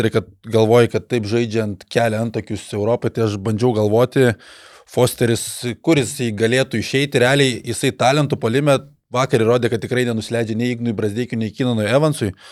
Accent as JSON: {"language": "Lithuanian", "country": "Lithuania", "said": "mes lietuviai kuklus"}